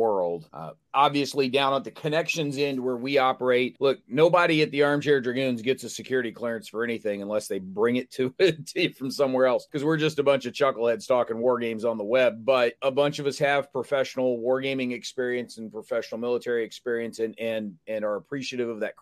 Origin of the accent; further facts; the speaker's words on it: the South, United States; I'm a Southerner at heart